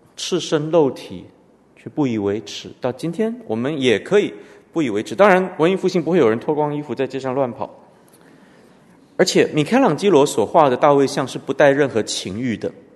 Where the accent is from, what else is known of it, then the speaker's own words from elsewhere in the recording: Canada; 我们从小在加拿大读的公立学校，后来我父母把我送到私立学校